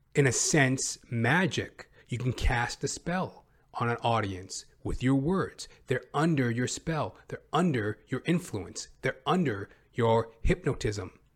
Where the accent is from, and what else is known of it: Western Canada, Canada; accent: Western Canadian